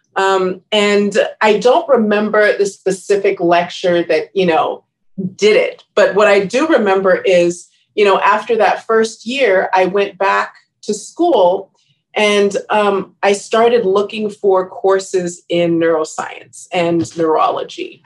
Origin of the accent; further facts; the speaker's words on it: Riverside, California, United States; moved away as an adult; also born or lived in Maryland / Los Angeles; I grew up in Riverside